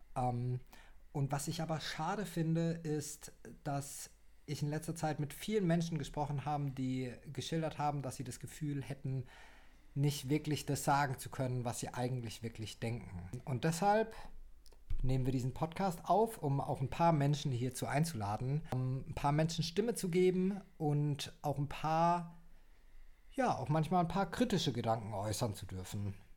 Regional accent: Heidelberg, Baden-Württemberg, Germany; also born or lived in Sydney, Australia; ich bin äh, gebürtiger Heidelberger und lebe jetzt wieder in der schönsten Stadt Deutschlands, welche auch Heidelberg ist.

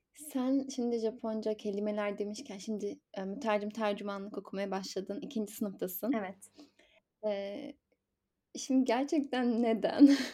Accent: Zonguldak, Turkey; Ben de şey Zonguldak'ta doğdum büyüdüm

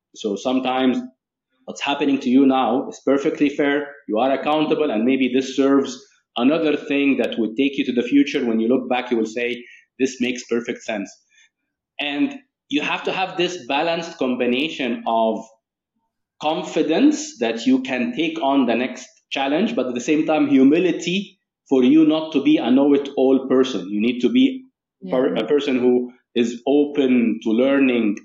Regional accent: Cairo, Cairo Governorate, Egypt; moved away as an adult; now in United Arab Emirates; i was raised in the uae and then i mm-hmm. moved um, to cairo egypt uh, my, my home country where i lived approximately uh, 23 years

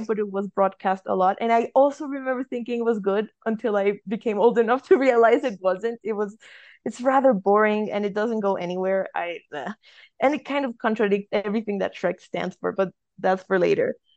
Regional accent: Colombia; I'm from Colombia

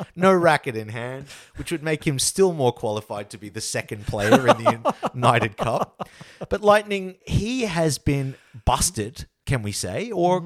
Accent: Australia; as an Australian public

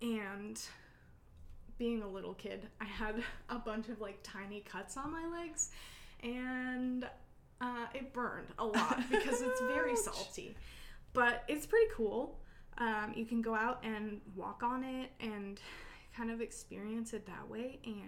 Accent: Kodiak, Alaska, United States; also born or lived in Kenai; Yeah, I grew up in Kodiak and Kenai, so I miss the beach.

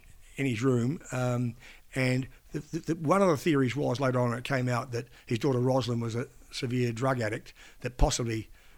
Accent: Australia; accent: Aussie; I'm a young Aussie journo

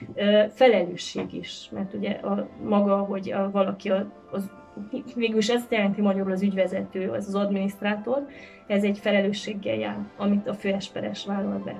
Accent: Cluj-Napoca, Cluj County, Romania; mint kolozsvári magánember, azt tudom mondani, hogy családunknak nagyon sok eseménye, itt az agapiban zajlott

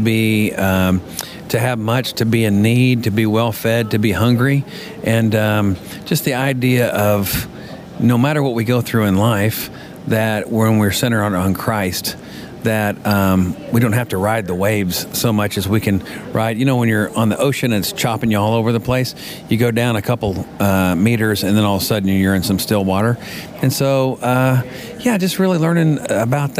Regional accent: Colby, Kansas, United States; moved away as an adult; now in Nashville, United States; I am from Nashville, well, originally from Kansas, Colby, Kansas

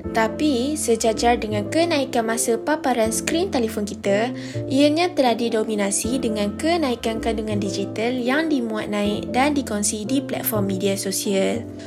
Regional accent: Malaysia; kita sebagai rakyat Malaysia

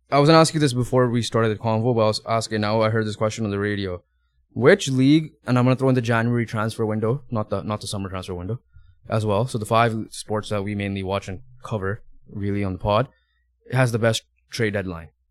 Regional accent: Canada; we are Canadian

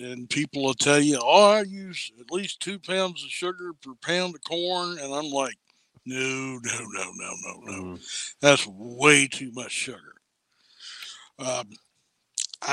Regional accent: Harrison County, Kentucky, United States; here in my hometown

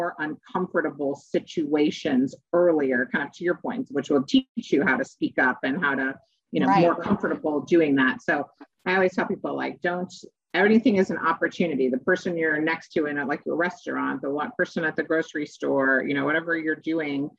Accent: Chicago, Illinois, United States; I was born in Chicago

